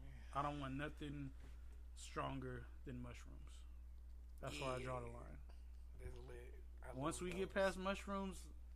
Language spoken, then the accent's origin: English; Trinidad & Tobago; But I guess because I'm also Trinidadian, so we speak with our hands a lot, but our actions are led with our heart.